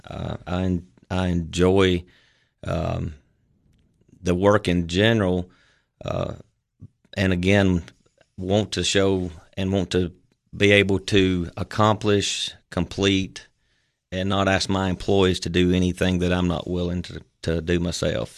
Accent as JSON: {"language": "English", "country": "United States", "tie": "born or raised there", "said": "I also had two years of full-time service for a local funeral chapel there in my hometown"}